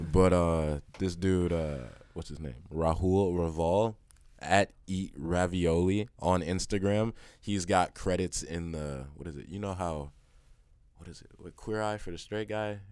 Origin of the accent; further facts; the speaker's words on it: Chicago, Illinois, United States; now in Kansas City, United States; I'm from Chicago